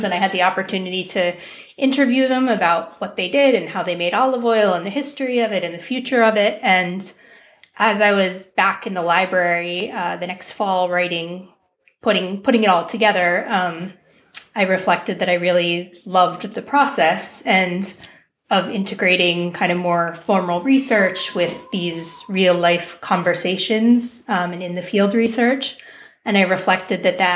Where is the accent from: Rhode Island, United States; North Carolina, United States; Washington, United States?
Rhode Island, United States; Southern; moved away; I grew up in Southern Rhode Island by the water, lovely place